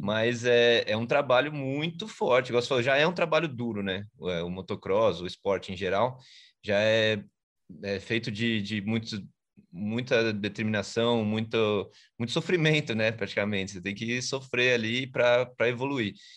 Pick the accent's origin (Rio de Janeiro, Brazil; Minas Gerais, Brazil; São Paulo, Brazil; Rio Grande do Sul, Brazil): São Paulo, Brazil; now in Aldeia da Serra, Brazil; Eu sou de São Paulo, mas eu moro na, na Serra, aqui na parte de Aldeia da Serra.